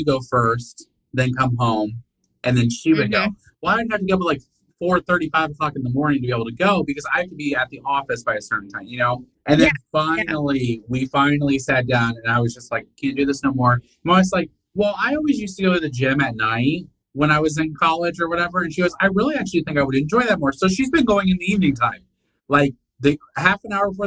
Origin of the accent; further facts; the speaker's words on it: Indiana, United States; moved away as an adult; now in Alabama, United States; I was born and raised in Indiana.